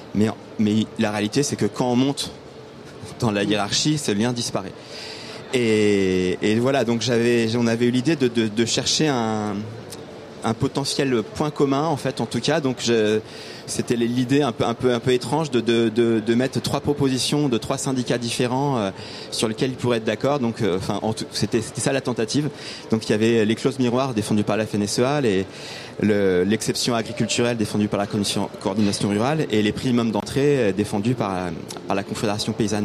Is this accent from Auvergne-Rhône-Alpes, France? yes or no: yes; Drôme, Auvergne-Rhône-Alpes, France; je suis né dans la Drôme